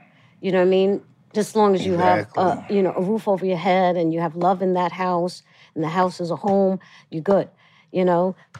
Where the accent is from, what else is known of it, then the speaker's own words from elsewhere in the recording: New York City, New York, United States; also born or lived in Los Angeles; I'm from Brooklyn too. I still live in Brooklyn.